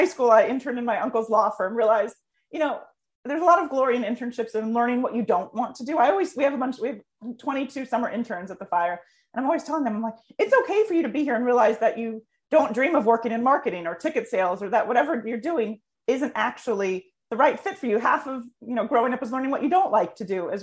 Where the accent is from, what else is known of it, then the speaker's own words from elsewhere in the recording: United States; me as an American